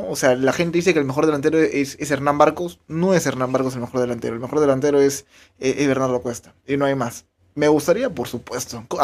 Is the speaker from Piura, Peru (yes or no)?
yes; Piura, Peru; …, soy de Piura.